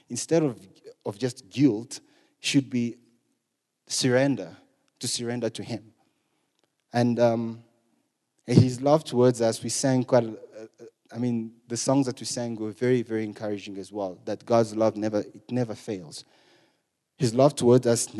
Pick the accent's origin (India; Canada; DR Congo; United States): DR Congo; eastern Congo; moved away; I'm from Congo, the eastern part of Congo